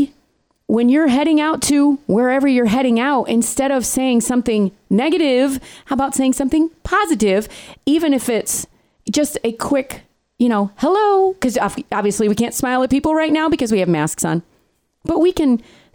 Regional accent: New York, United States; moved away; I grew up in New York

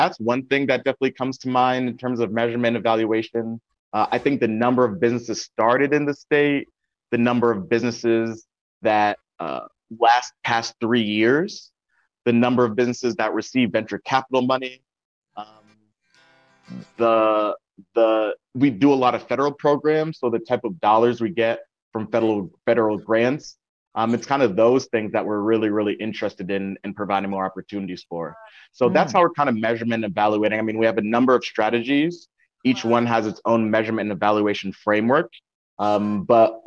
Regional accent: Windsor, Connecticut, United States; born or raised there; also born or lived in Hartford, Connecticut / New Haven, Connecticut

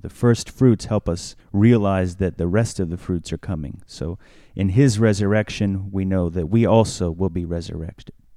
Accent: United States

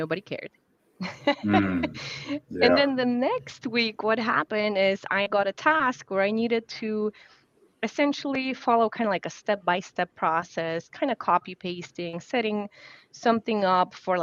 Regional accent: Poland; English is a second language; now in United States; as an immigrant, growing up in Poland, my communication style is very much different from the American communication style.

